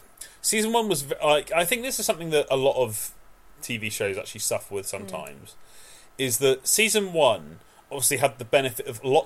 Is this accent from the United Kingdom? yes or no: yes; British / English, from the UK, England, United Kingdom; because we're British.